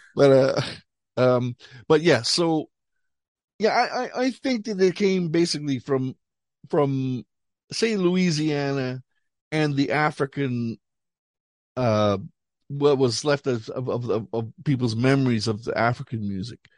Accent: Canada; moved away as an adult; also born or lived in Montreal / Paris; now in Ireland; we grew up in Canada

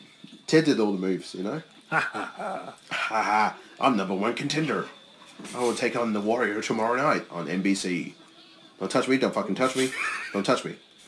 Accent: Australia; I'm Australian

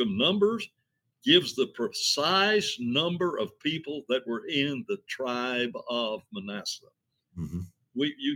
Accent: Huntsville, Alabama, United States; growing up in West Huntsville

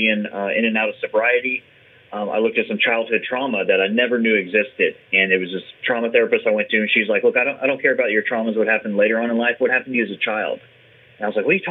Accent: San Antonio, Texas, United States; I grew up in San Antonio, Texas

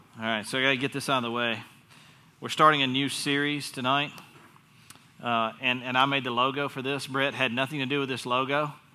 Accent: North Carolina, United States; accent: Southern; I was born in North Carolina

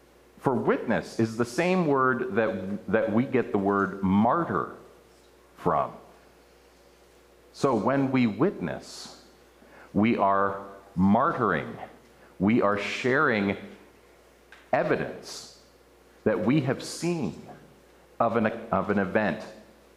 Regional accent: outside of Baltimore, Maryland, United States; I grew up outside of Baltimore and went to a church in Dundalk, Maryland

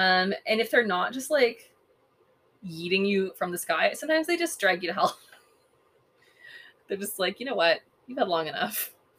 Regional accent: Canada; I'm Canadian.

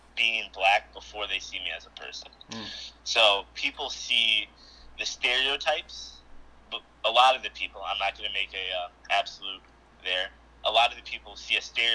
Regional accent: Midland, Michigan, United States; also born or lived in Saginaw, Michigan; I was born in Saginaw, raised in Midland, Michigan

